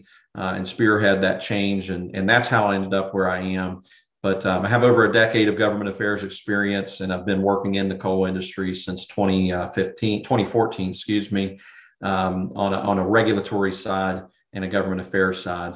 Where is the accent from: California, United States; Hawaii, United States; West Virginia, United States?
West Virginia, United States; Charleston; I grew up in and around Charleston, West Virginia